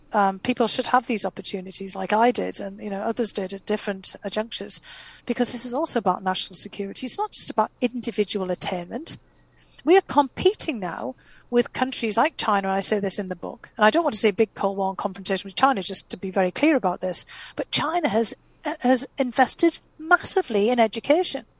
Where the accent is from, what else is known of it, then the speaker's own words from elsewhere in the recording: North East England, United Kingdom; first language English; moved away as an adult; also born or lived in Boston; now in United States; I left, you know, my um, hometown in the northeast of England because there was no opportunity there